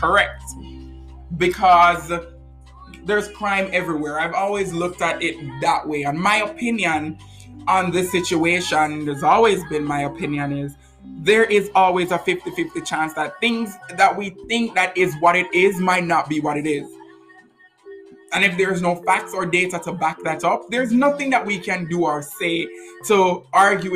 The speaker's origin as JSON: {"language": "English", "country": "Jamaica", "moved": "yes", "lives_now": "United States", "said": "where I'm from, because I'm from Jamaica"}